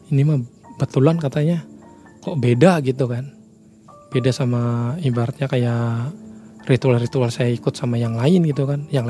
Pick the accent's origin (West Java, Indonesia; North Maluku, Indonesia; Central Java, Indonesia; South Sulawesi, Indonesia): West Java, Indonesia; Jatitujuh; Daerah saya sendiri sih, daerah saya sendiri di Jati Tujuh gitu kan.